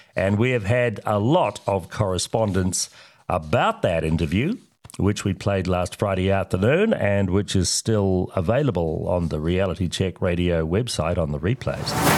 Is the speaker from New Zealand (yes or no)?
yes; Oamaru, Otago, New Zealand; my hometown of Omaru